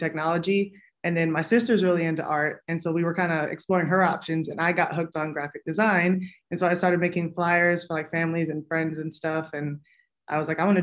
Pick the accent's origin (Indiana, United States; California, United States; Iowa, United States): Iowa, United States; Davenport; So I'm from Davenport. I've been in the Quad Cities my whole life